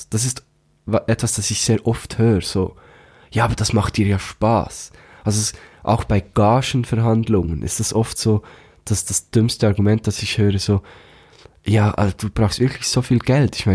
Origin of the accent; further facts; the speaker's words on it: Thun, Bern, Switzerland; aus meiner Heimatstadt, aus Thun